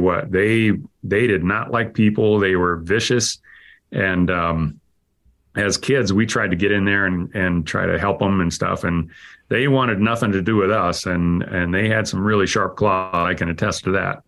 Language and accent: English; Idaho, United States; I grew up in Idaho and, uh, part of my life was on a farm